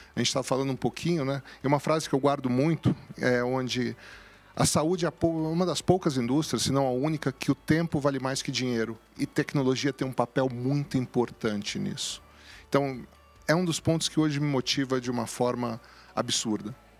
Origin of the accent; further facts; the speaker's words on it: São Paulo, Brazil; also born or lived in Cruzeiro; viemos para São Paulo muito cedo é, e cresci em São Paulo